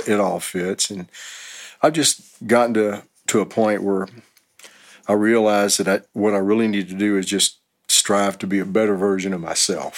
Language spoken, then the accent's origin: English; Houston, Texas, United States; moved away as an adult; also born or lived in Los Angeles; now in Austin, United States; I'm originally from Houston, and in 88, I moved to Los Angeles for about 3 years